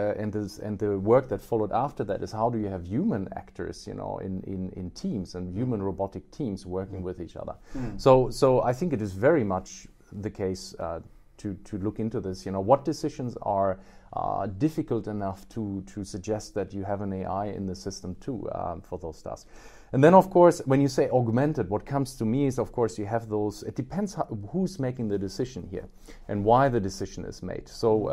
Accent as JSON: {"language": "English", "country": "Australia", "said": "When I was in Australia, by the way, I'm Australian too."}